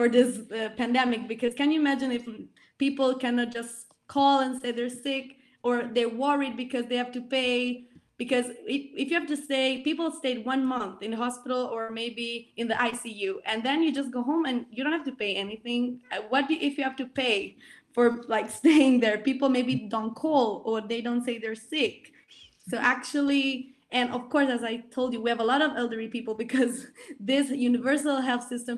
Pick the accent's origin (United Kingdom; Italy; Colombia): Italy; I grew up in Italy